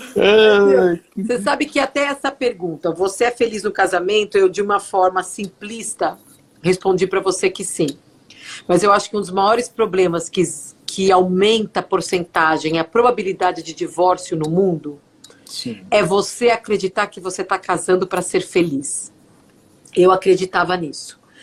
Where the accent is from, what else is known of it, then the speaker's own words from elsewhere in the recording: São Bernardo do Campo, São Paulo, Brazil; moved away as an adult; now in Fargo, United States; Eu nasci em São Paulo, mas eu cresci a minha infância toda em São Bernardo do Campo